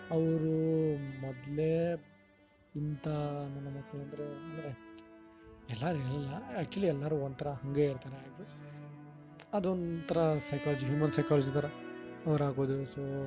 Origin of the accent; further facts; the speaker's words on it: Hubli, Karnataka, India; moved away as an adult; also born or lived in Hangal; now in Bengaluru, India; ನಾನು ಹುಟ್ಟಿದ್ದು ಹನಗಲ್ಲ ಆದರೆ ಬುದ್ಧಿ ಆಮೇಲೆ ಮೆಚುರಿಟಿ ಬಂದಿದ್ದು ಹುಳಿಲಿ